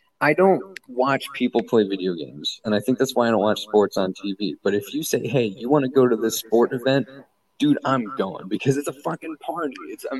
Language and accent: English; Pittsburgh, Pennsylvania, United States; Also, I just love Pittsburgh in general, but it doesn't matter since I'm from Pittsburgh, I would assume.